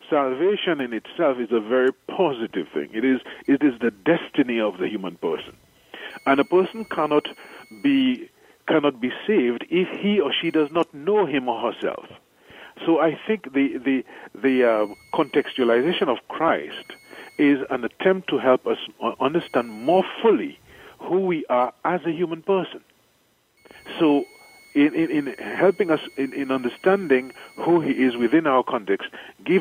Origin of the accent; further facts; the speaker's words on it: St. Lucia; moved away as an adult; also born or lived in Trinidad / Chicago / Rome; now in Dominica; I am from the island of St. Lucia. I was born in St. Lucia